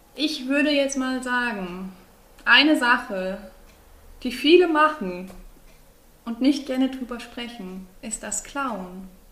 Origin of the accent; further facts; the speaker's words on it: Greece; bin ja eine Griechin